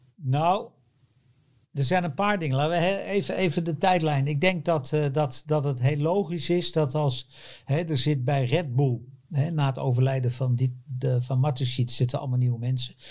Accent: Netherlands; wij als Nederlanders hopen natuurlijk op Nederlands succes. En daar ben ik er ook één van.

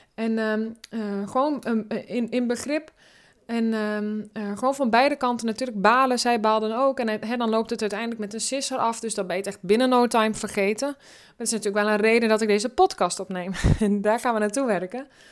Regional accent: Drenthe, Netherlands; ik kom uit Drenthe, daar ben ik opgegroeid.

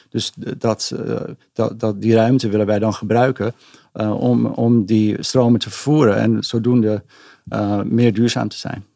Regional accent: Amsterdam, North Holland, Netherlands; also born or lived in Tokyo, Japan / Silicon Valley, United States; ik ben eigenlijk in Amsterdam geboren. Ik heb een Nederlandse moeder ah. en een Amerikaanse vader.

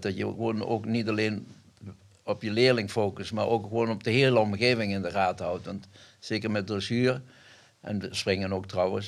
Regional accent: Elsloo, Limburg, Netherlands; In Elslo, waar ik geboren ben. Dat is Zuid-Limburg

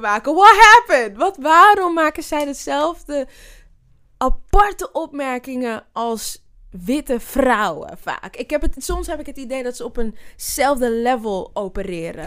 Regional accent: Zwanenburg, North Holland, Netherlands; also born or lived in Amsterdam; ik ben een Amsterdammer, dus ja, Half-half trouwens. Ik ben in Zwanenburg ook opgegroeid.

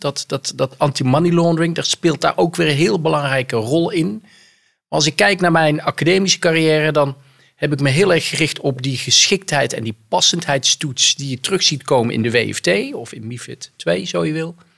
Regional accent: North Brabant, Netherlands; accent: soft G; moved away; ik kom oorspronkelijk uit Brabant, dat hoor je aan mijn zachte G

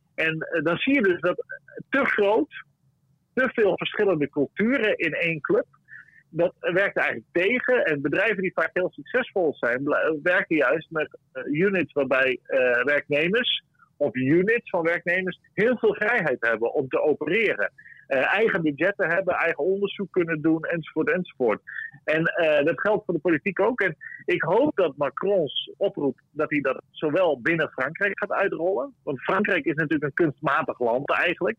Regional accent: Friesland, Netherlands; ik ben niet per se een trotse Fries

